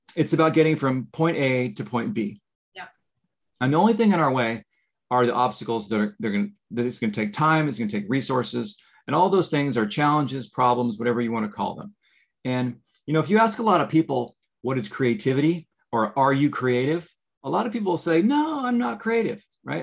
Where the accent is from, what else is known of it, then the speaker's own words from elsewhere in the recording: California, United States; moved away as an adult; now in Florida, United States; I grew up in California and I just recently moved to Florida